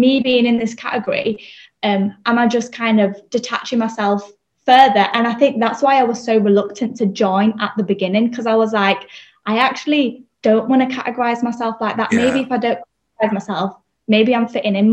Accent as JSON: {"language": "English", "town": "Leeds", "region": "Yorkshire and the Humber", "country": "United Kingdom", "tie": "born or raised there", "said": "born and bred in Leeds."}